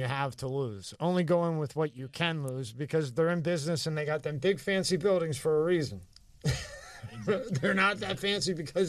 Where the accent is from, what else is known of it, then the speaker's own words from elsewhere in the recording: Philadelphia, Pennsylvania, United States; I grew up in South Philly.